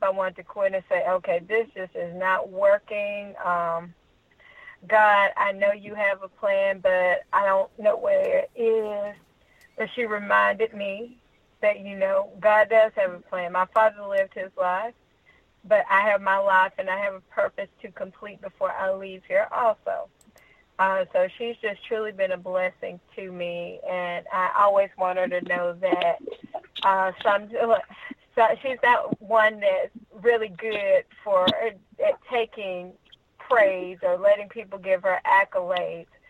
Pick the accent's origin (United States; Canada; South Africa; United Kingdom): United States; Troy, Alabama; I'm from Troy, Alabama